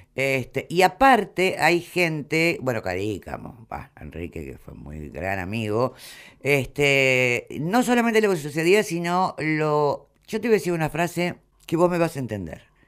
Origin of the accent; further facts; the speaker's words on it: Argentina; yo soy la única argentina